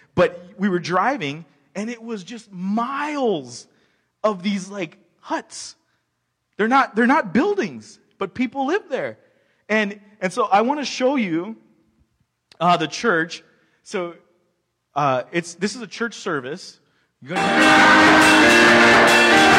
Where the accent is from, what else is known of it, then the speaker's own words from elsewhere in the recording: United States; me being American